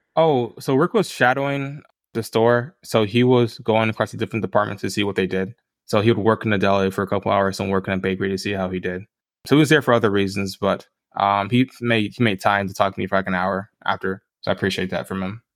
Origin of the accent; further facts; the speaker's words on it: Tampa, Florida, United States; moved away; I grew up in Tampa, Florida. That's where I'm from originally